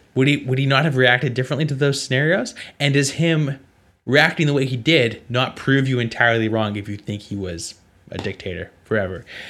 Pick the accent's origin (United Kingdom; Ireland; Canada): Canada; I'm from Canada